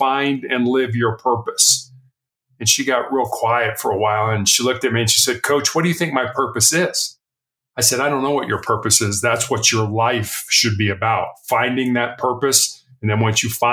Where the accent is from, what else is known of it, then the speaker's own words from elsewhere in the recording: Chicago, Illinois, United States; moved away as an adult; also born or lived in Charleston, South Carolina; I was born and raised in Chicago.